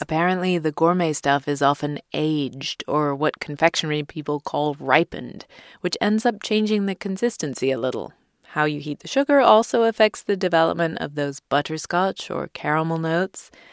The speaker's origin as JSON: {"language": "English", "region": "England", "country": "United Kingdom", "tie": "born or raised there", "moved": "yes", "said": "growing up in England in the nineteen eighties and early nineties"}